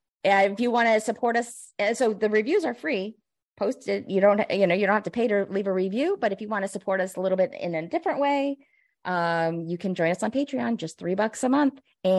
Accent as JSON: {"language": "English", "region": "Illinois", "country": "United States", "said": "Chicago suburbs myself."}